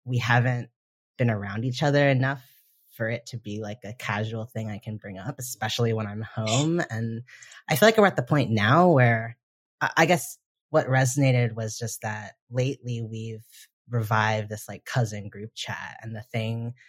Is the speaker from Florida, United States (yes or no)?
no; Delaware, United States; I'm from Delaware and my whole family pretty much lives in the kind of Pennsylvania